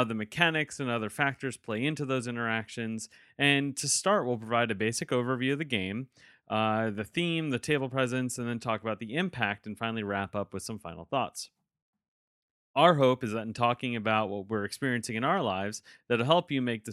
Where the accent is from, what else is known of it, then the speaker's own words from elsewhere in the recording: New York, United States; moved away; I'm originally from New York